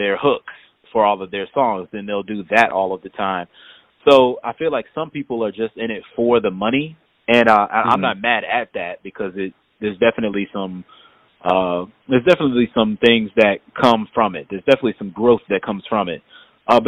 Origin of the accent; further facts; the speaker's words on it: Hampton, Virginia, United States; moved away; my hometown of Hampton